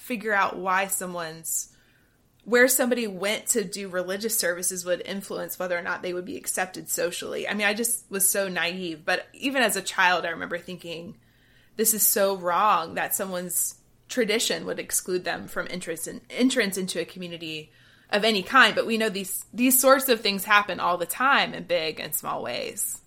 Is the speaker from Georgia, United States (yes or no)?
yes; Georgia, United States; growing up in Georgia